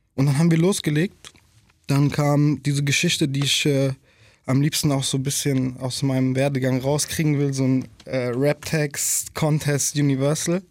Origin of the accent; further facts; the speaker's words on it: Germany; in der Nordi aufgewachsen zu sein